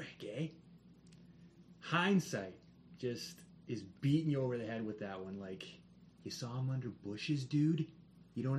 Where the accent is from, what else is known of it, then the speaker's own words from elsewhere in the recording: Kitchener-Waterloo, Ontario, Canada; Waterloo, my hometown, Kitchener-Waterloo